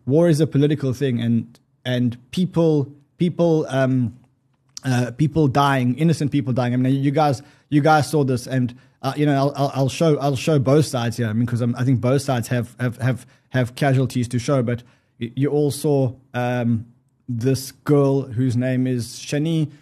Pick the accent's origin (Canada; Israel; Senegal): Israel; I'm Israeli. I was born in Israel.